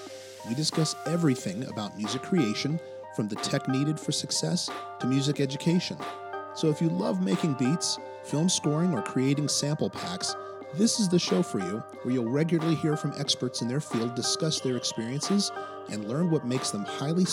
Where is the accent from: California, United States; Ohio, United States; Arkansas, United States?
California, United States; Compton; I think just growing up in Compton, there was such an explosion of artistry, believe it or not, of creativity during that era.